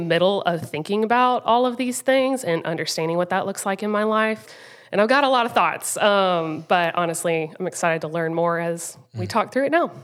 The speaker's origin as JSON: {"language": "English", "town": "Rock Hill", "region": "South Carolina", "country": "United States", "tie": "born or raised there", "also_born_or_lived": "Greenville, South Carolina", "said": "I grew up in Rock Hill, South Carolina"}